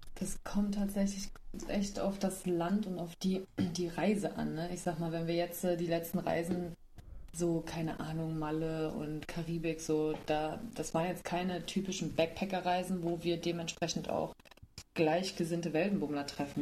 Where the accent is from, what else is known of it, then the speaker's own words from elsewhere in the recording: Germany; Ich war halt ein Deutsche